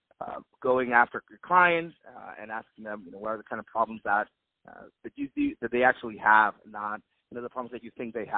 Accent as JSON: {"language": "English", "town": "Guayama", "country": "Puerto Rico", "tie": "born or raised there", "said": "I grew up in Guayama, Puerto Rico"}